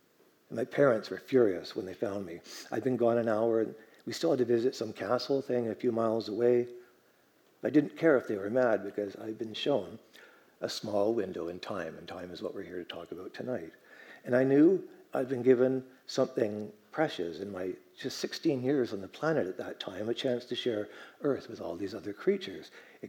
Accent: Vancouver, British Columbia, Canada; also born or lived in Germany; Yeah, you know, I was born in Germany over at the base over there, and then more or less moved to Vancouver at the end.

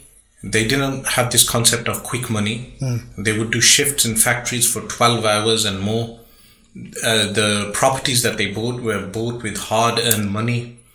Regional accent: Birmingham, West Midlands, United Kingdom; Yes, born and raised in Birmingham.

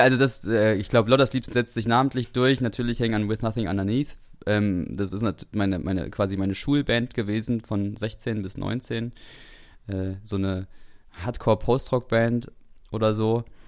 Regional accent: Suhl, Thuringia, Germany; moved away as an adult; also born or lived in Dresden; wir kommen ja beide aus Suhl

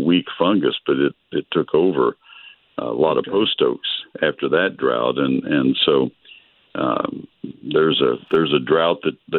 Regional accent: College Station, Texas, United States; my hometown of College Station

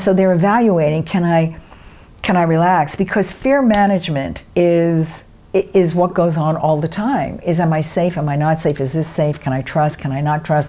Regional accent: New York City, New York, United States; I'm from Brooklyn

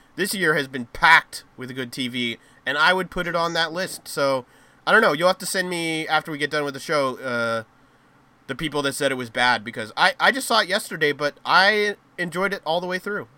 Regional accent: United States; us Americans

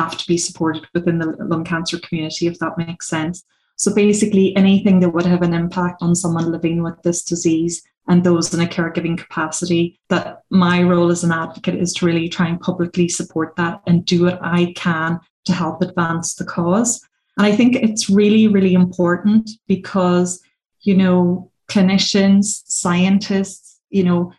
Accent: Donegal, Ulster, Ireland; also born or lived in Australia; I'm very typically Irish, rural Irish person. I come from Donegal.

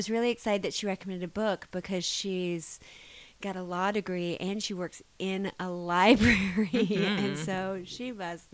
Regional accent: South Carolina, United States; accent: Southern; now in Ann Arbor, United States; I'm from South Carolina

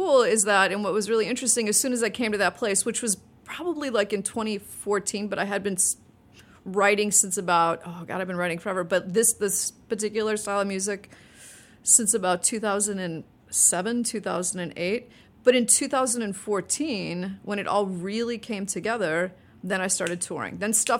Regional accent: Evanston, Illinois, United States; Oh, absolutely. I mean, I went to a lot of YMCA parties

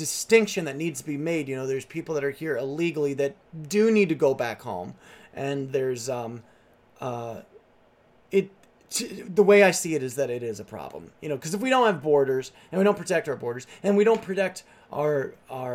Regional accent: United States; born or raised there; also born or lived in upstate New York / Nashville, Tennessee; now in California, United States

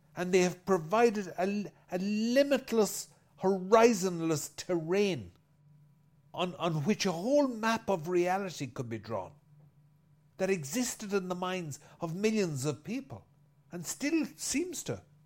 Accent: Ireland; I'm an Irishman

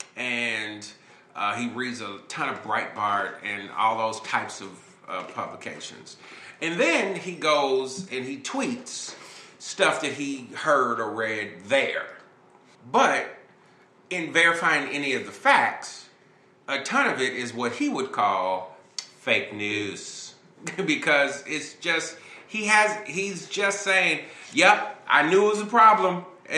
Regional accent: Chicago, Illinois, United States; I'm from Chicago

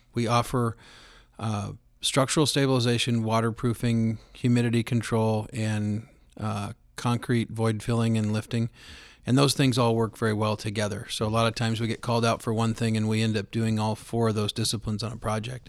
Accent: Roseburg, Oregon, United States; born and raised in Roseburg, Oregon

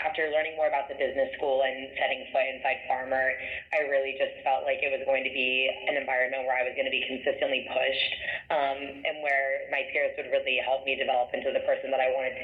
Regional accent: Columbus, Ohio, United States; also born or lived in Oxford, Ohio; I grew up in Columbus and, you know, always loved Columbus. I was very passionate about this city, which I'm back in now.

